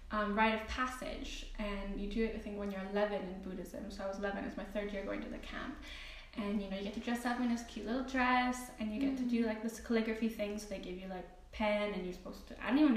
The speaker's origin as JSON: {"language": "English", "town": "Nelson", "region": "British Columbia", "country": "Canada", "tie": "born or raised there", "said": "I'm from the west coast of Canada, and I give them a few like locations, but I'm actually from a super small town in Canada."}